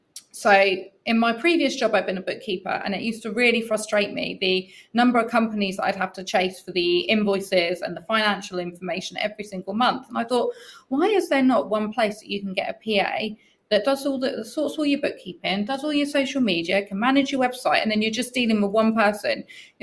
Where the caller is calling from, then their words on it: Southampton, South East England, United Kingdom; So I'm calling in from the UK, Southampton, which is about as south in the UK as you can get. So we are right opposite the Isle of Wight.